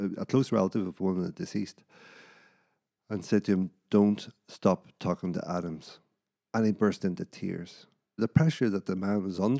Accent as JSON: {"language": "English", "region": "Northern Ireland", "country": "United Kingdom", "tie": "born or raised there", "said": "me growing up in Northern Ireland"}